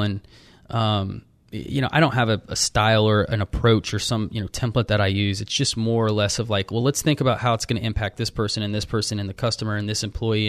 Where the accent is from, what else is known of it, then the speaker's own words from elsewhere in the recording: Austin, Texas, United States; moved away as an adult; I just grew up there